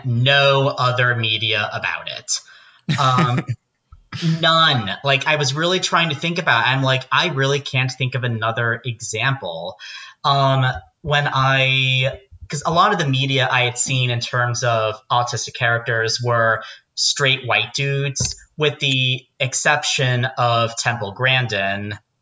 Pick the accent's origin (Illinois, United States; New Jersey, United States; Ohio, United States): New Jersey, United States; Pompton Plains; moved away as an adult; also born or lived in Arizona; I grew up in Pompton Plains, New Jersey, about 45 minutes outside of New York.